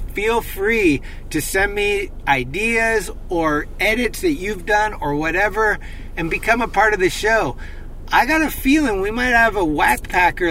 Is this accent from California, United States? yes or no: yes; Northern California, United States; growing up in Northern California, never leaving